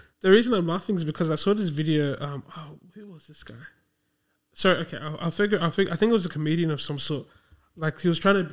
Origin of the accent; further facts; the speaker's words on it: Australia; I'm still an Australian